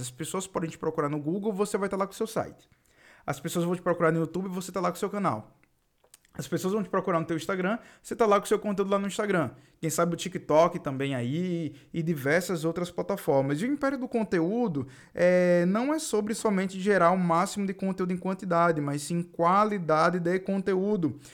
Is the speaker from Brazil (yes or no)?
yes; Northeast Region, Brazil; accent: nordestino; eu sou nordestino e tenho esse sotaque aqui nordestino